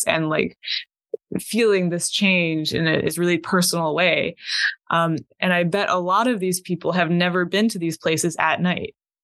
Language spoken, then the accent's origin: English; Idaho, United States; moved away; I'm from Idaho